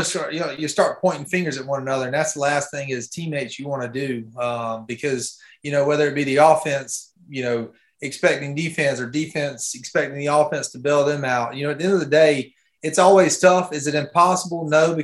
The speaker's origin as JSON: {"language": "English", "area": "near Columbia area", "region": "South Carolina", "country": "United States", "tie": "born or raised there", "also_born_or_lived": "Myrtle Beach, South Carolina", "said": "I'm about 30 minutes from my hometown"}